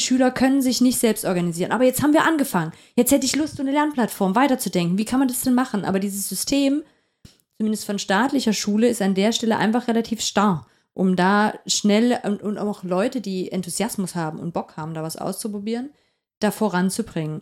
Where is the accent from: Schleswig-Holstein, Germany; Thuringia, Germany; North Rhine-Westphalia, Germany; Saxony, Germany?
Saxony, Germany; Upper Lusatia; now in Halle, Germany; Ich komme aus der Oberlausitz.